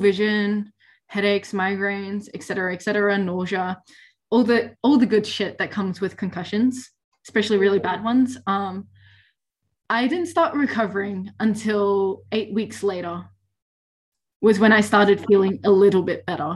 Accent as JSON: {"language": "English", "region": "Victoria", "country": "Australia", "said": "I'm from Victoria"}